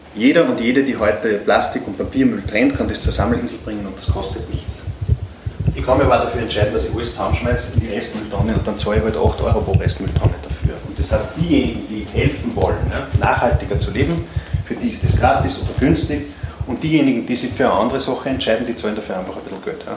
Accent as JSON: {"language": "German", "region": "Upper Austria", "country": "Austria", "said": "Jetzt komme ich aus Oberösterreich"}